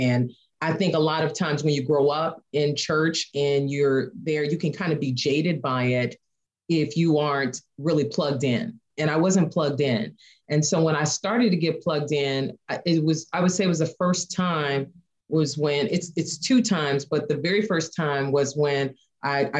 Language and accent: English; Chicago, Illinois, United States; moved away as an adult; now in Indiana, United States; we're from the Chicago area, but we left Chicago